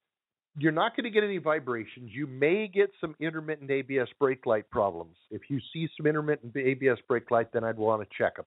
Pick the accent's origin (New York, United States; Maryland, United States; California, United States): California, United States; Southern; 760, Southern California. Okay. That's where I grew up.